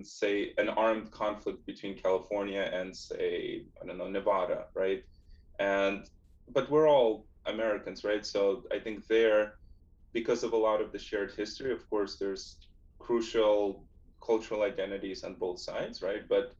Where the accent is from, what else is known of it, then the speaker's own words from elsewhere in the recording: Russia; now in United States; And I had what I think is a pretty typical childhood of a kid growing up in Soviet Russia in the 80s, mid 80s. Into the early 90s as the Soviet Union fell apart, and then my family immigrated to the US in 94.